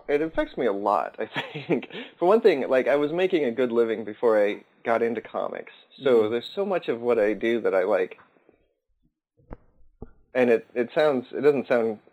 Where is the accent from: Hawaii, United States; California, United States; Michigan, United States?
California, United States; Southern; moved away as an adult; also born or lived in San Diego; now in Oregon, United States; I grew up in Southern California